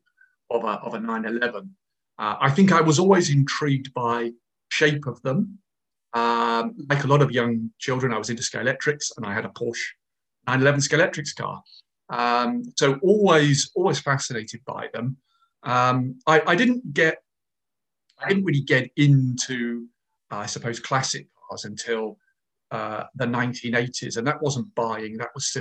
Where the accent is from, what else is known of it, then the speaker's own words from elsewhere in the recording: London, United Kingdom; now in Jersey; I come from London originally, but I've lived in Jersey for a long time.